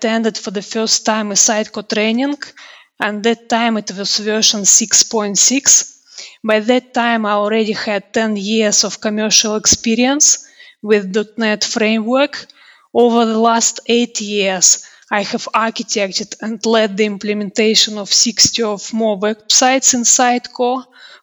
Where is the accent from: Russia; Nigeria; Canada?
Russia; now in United Kingdom; I'm originally from Russia. Now I live and work in the UK